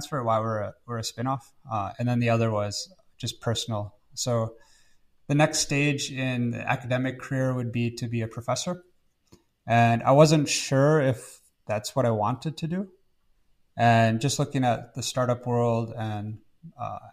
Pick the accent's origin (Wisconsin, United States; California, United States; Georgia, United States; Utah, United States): Wisconsin, United States; moved away; from Wisconsin in the United States originally